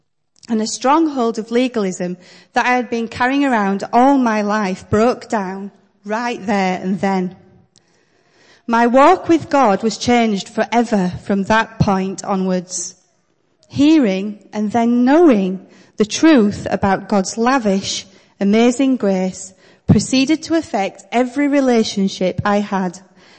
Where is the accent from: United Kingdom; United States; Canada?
United Kingdom; the North, the north of England; I'm British and I'm from the North and we aren't partial to emotional episodes up here, you know.